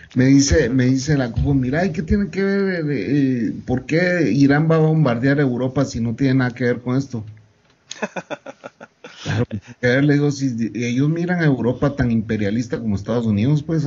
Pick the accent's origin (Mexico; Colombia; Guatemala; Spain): Guatemala; moved away as an adult; also born or lived in El Salvador / Guatemala City; yo me regresé a Guatemala, que es mi país natal. Me regresé de El Salvador, que vivía ya 14 años